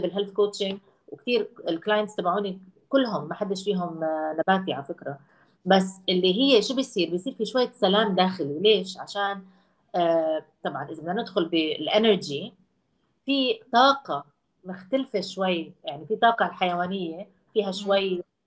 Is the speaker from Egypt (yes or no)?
no; Jordan; moved away